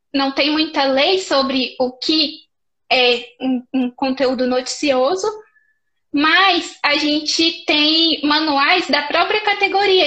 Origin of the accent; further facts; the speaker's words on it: Paracatu, Minas Gerais, Brazil; moved away; also born or lived in Brasília; eu sou de Paracatu, Minas Gerais, aqui pertinho de Brasília.